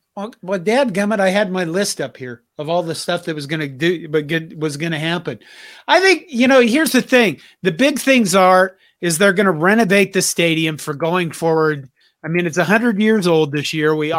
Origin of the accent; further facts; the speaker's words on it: Curtis, Nebraska, United States; I grew up with her in Curtis, Nebraska